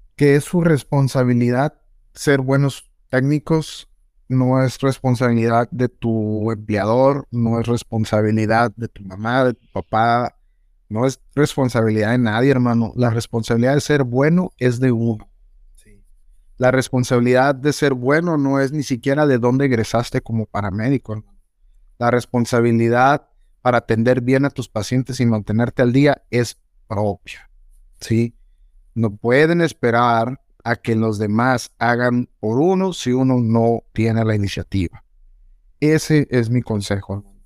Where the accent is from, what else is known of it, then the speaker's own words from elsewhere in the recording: Mexico; soy mexicano